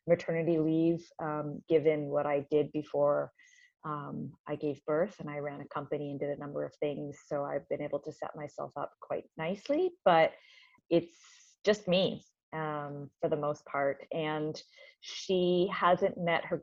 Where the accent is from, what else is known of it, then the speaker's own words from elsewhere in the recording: Canada; moved away as an adult; now in Santa Cruz, United States; I am a Canadian, and I live in Santa Cruz, California. And I've been here for about 4 years.